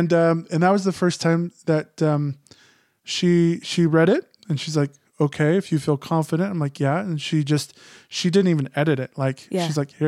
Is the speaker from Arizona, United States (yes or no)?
yes; Phoenix, Arizona, United States; because I grew up in Phoenix, my ideas were very, I mean, it's funny because I'm very conservative, but my ideas were more liberal than Snowflake was used to.